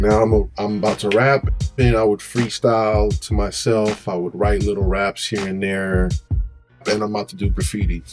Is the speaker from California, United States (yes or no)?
yes; San Francisco, California, United States; growing up in Lakeview? It was dope, but it was like a foggy, desolate cut that was full of families.